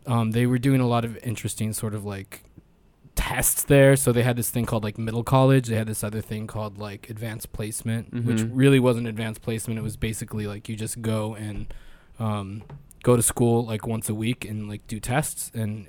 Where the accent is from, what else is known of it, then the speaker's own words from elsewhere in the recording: Northern San Francisco Bay Area, California, United States; moved away as an adult; also born or lived in Sacramento, California / Brooklyn, New York; now in Hudson, United States; California. Northern San Francisco Bay Area, and then later Sacramento. And then I moved to Brooklyn when I was like 21.